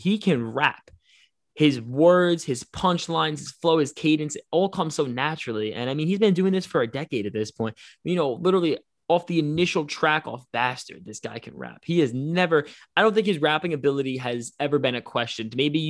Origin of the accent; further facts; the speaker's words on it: Yonkers, New York, United States; as a New Yorker, you know, like that's I was born in Yonkers, like that's my city.